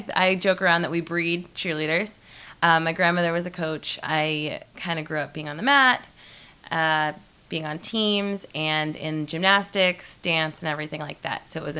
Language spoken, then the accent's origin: English; New England, United States; I am from New England